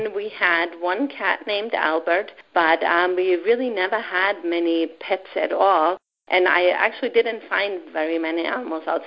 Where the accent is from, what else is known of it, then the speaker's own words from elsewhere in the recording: Germany; now in United States; I grew up with my grandparents in Germany